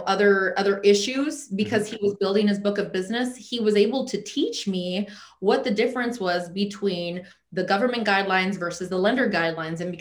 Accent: United States; also born or lived in Alaska; we're American and we didn't choose to be American

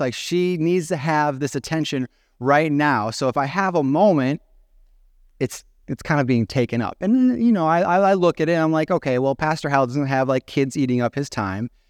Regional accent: Genoa, Illinois, United States; moved away as an adult; also born or lived in Bethalto, Illinois; now in Chicago area, United States; I'm from Genoa

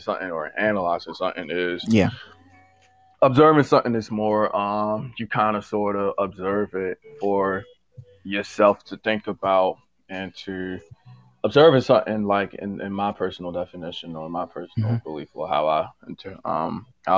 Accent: Baltimore, Maryland, United States; Born and raised in Baltimore

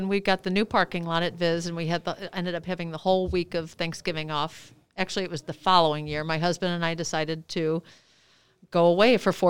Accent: Normandy, Missouri, United States; another friend of ours that I grew up in Normandy with.

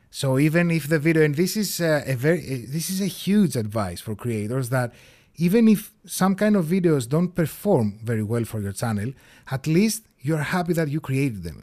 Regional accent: Greece; first language Greek; English is a second language

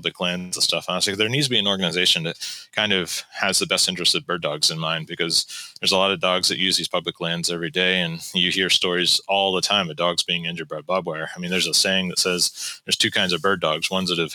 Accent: West Virginia, United States; now in North Carolina, United States; I grew up in West Virginia

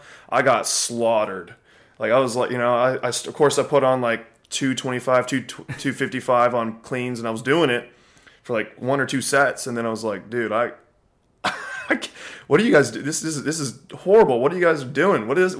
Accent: Montgomery, Texas, United States

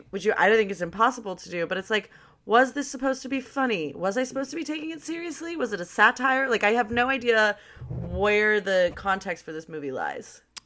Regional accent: Los Angeles, California, United States; born or raised there

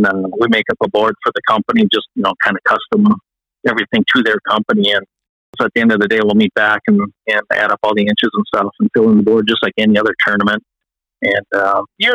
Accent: West Metro area, Minnesota, United States; I grew up here in the West Metro area. Very blessed to have a lot of good fishing waters. My dad was a big fisherman. So as a very young kid, we'd go down and fish on Lake Minnetonka

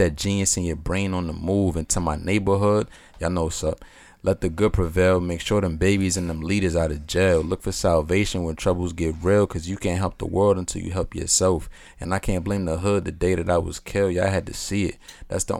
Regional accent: New York, United States; We're from New York

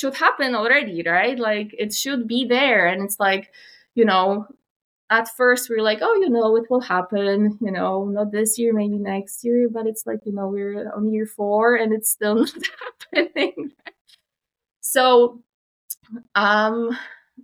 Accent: Poland; moved away as an adult; now in Canada; I was raised still in Poland. My family stayed there and I was raised there

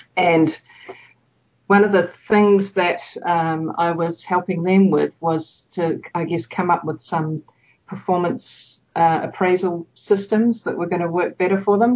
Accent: New Zealand; moved away as an adult; also born or lived in Japan / United States; I grew up in New Zealand.

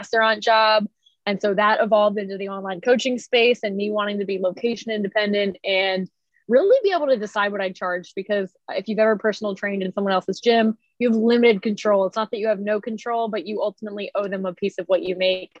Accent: Philadelphia, Pennsylvania, United States; moved away as an adult; I am originally from the Philly area

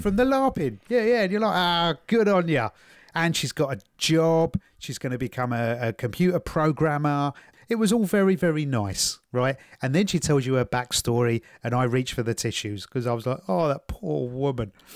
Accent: England, United Kingdom; as an Englishman

